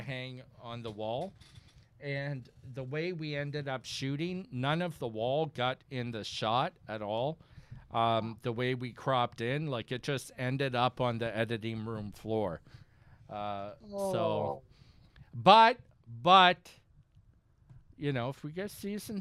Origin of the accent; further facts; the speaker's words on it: Saint John, New Brunswick, Canada; I'm teaching at a new college in St. John, New Brunswick, which is my hometown.